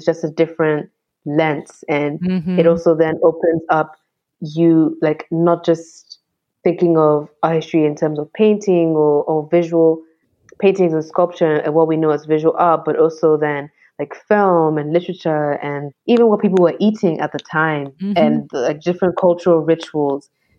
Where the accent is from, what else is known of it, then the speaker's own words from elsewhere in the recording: Ghana; especially sort of like being Ghanaian. And like if I was just understanding Ghana's art in terms of painting and sculpture, I would be missing so much.